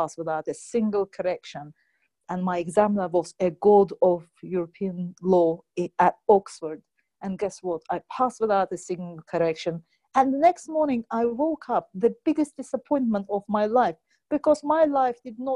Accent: Azerbaijan; moved away as an adult; also born or lived in United Kingdom; I come originally from Azerbaijan

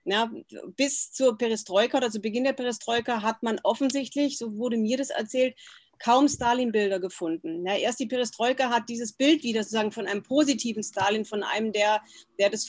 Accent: West Germany, Germany; Genau, ich bin ja in Westdeutschland groß geworden und war das erste Mal 1990 in der Sowjetunion.

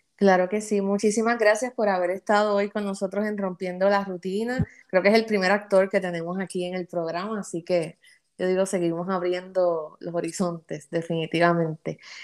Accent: Puerto Rico; nuestro lenguaje boricua cotidiano

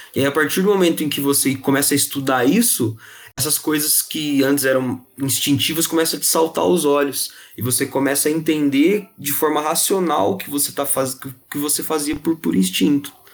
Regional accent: Ribeirão Preto, São Paulo, Brazil; Eu sou de Ribeirão Preto, interior de São Paulo

